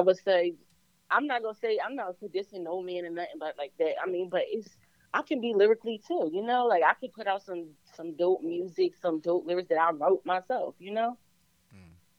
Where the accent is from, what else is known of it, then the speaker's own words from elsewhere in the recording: Virginia, United States; I'm an artist from Virginia.